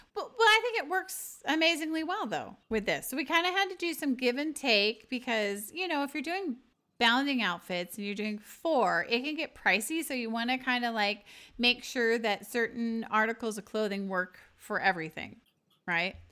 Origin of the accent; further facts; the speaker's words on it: California, United States; I'm from California